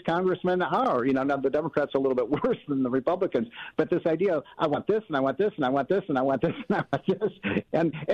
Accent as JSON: {"language": "English", "region": "Illinois", "country": "United States", "tie": "born or raised there", "said": "my hometown is Illinois"}